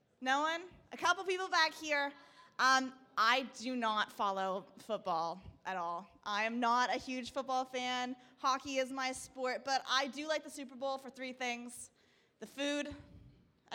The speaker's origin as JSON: {"language": "English", "town": "Burlington", "region": "Ontario", "country": "Canada", "tie": "born or raised there", "also_born_or_lived": "Peterborough", "said": "I was growing up in Burlington. So I'm there now again."}